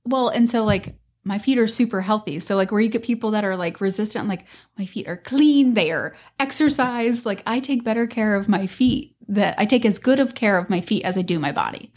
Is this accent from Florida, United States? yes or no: yes; Tampa Road, Pinellas County, Florida, United States; I grew up on Tampa Road.